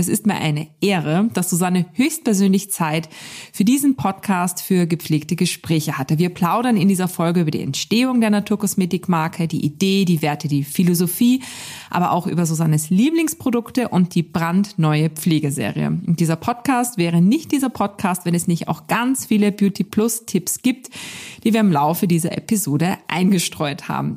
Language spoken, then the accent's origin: German; Austria; Wir kommen beide aus Österreich